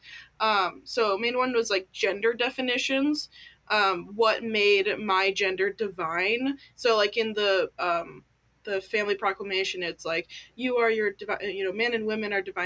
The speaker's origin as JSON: {"language": "English", "country": "United States", "tie": "born or raised there", "also_born_or_lived": "California / Washington", "said": "So I grew up in California and Washington State in a very Mormon household"}